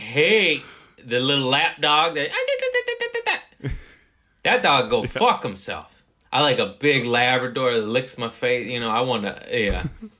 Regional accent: United States; I am American.

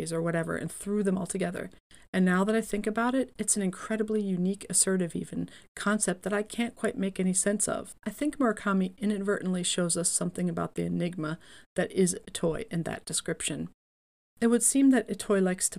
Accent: Atlantic City, New Jersey, United States; moved away; I am originally from Atlantic City

